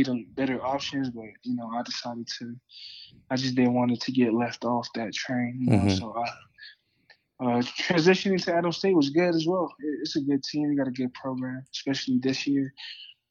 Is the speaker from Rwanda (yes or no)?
no; American Samoa; now in Colorado, United States; I'm from American Samoa, so it's a small island in the Pacific, 5 hours away from Hawaii